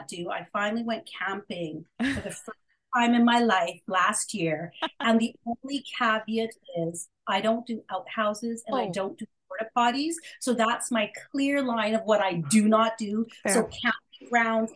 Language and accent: English; Canada; also born or lived in India; I was born in India and not a choice of my own and neither my mom's choice either. We came to Canada when I turned 3 years old.